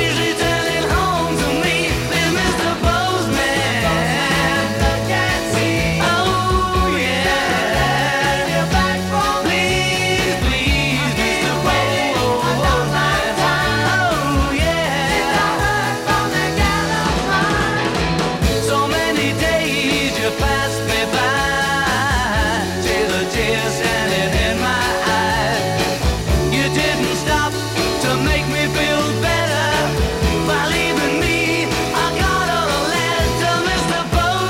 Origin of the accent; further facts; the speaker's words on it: Ramsgate, South East England, United Kingdom; in my hometown of Ramsgate back in 1964